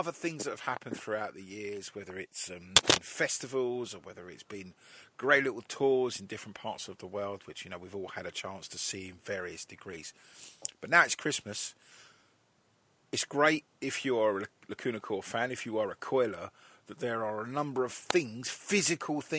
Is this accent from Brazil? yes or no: no; England, United Kingdom; we're all English